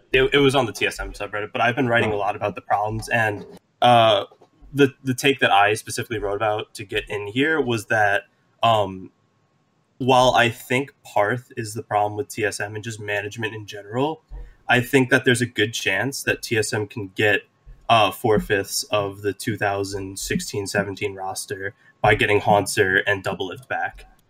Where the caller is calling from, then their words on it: Long Island, New York, United States; I'm calling from Long Island